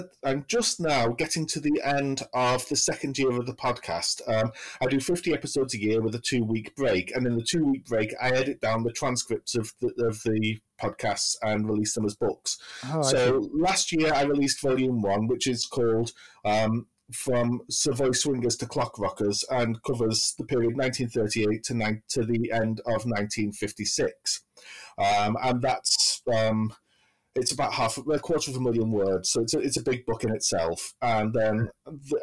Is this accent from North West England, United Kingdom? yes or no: yes; between Liverpool and Manchester, North West England, United Kingdom; accent: generic northern accent; I'm British. I live in Manchester, which is in the northwest of England. But my accent is actually—it's a sort of generic northern accent. My parents are from Liverpool, and there's a lot of Liverpool in my accent